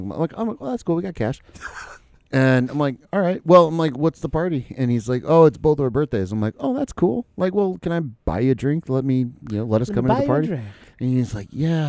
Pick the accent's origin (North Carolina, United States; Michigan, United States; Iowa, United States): Iowa, United States; we're from Iowa.